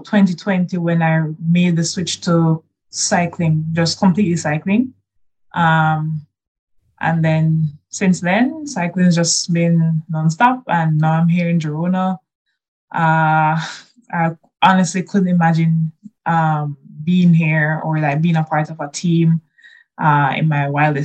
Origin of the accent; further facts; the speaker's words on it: Kingston, Jamaica; I'm from Kingston, Jamaica.